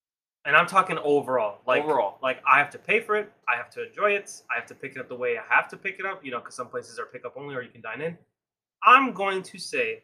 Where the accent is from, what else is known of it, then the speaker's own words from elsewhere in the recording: Midwest, United States; We are from United States, specifically the Midwest area.